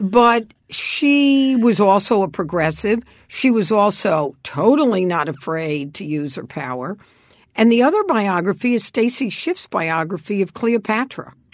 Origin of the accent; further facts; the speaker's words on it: New York City, New York, United States; moved away; I grew up on the Lower East Side